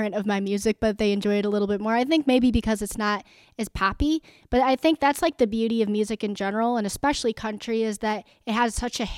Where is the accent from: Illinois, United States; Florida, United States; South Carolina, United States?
Illinois, United States; Rockford; I am initially from Rockford, Illinois, so not too far from here in DeKalb